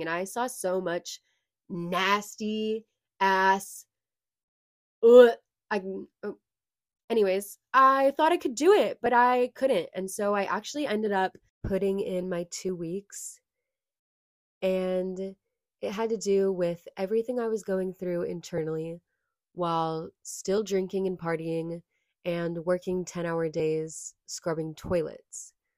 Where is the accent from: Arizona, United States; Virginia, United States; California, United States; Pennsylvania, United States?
California, United States; Lincoln; I was born and raised in California